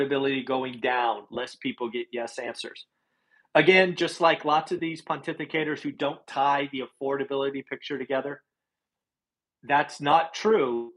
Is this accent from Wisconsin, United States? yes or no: no; California, United States; I'm from California